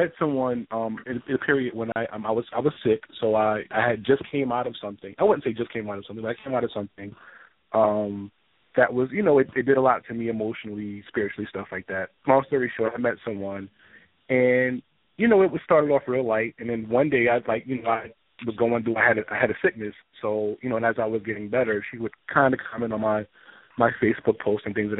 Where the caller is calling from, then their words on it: New Jersey, United States; I'm from New Jersey.